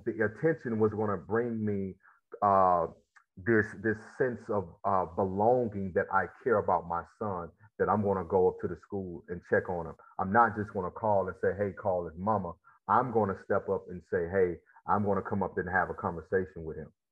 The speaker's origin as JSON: {"language": "English", "region": "Mississippi Delta", "country": "United States", "tie": "born or raised there", "also_born_or_lived": "Memphis", "said": "I grew up in Mississippi and um, in the Delta, actually, uh, about an hour uh, from Memphis"}